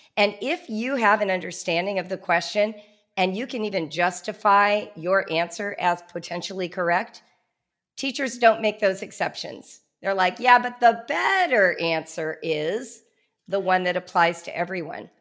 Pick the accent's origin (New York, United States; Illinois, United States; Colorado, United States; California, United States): California, United States; Southern; I grew up in Southern California in the nineteen seventies